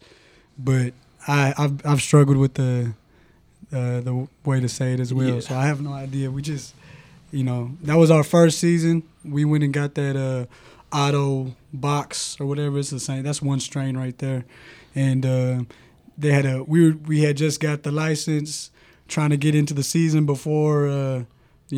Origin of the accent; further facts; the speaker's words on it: San Antonio, Texas, United States; we're from San Antonio